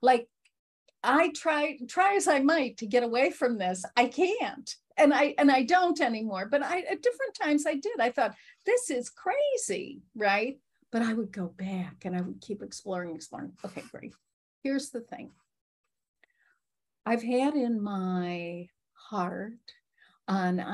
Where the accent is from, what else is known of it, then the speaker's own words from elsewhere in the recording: Chicago, Illinois, United States; I'm from Chicago